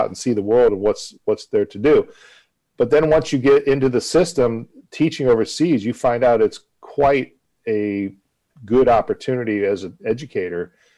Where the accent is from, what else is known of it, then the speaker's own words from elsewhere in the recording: Akron, Ohio, United States; moved away as an adult; now in Budapest, Hungary; I'm originally from Akron, Ohio, in the U.S., and I started my teaching career there